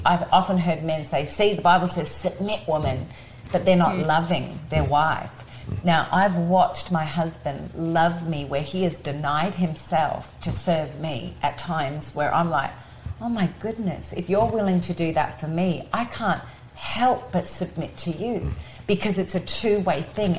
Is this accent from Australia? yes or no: yes; Australia; now in United States; I'm Australian